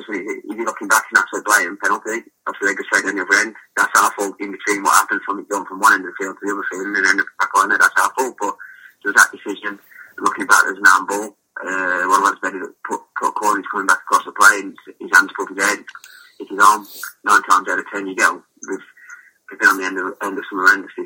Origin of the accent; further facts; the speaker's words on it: Walsall, West Midlands, United Kingdom; I was fortunate enough to play for my hometown club, the club I support as a kid growing up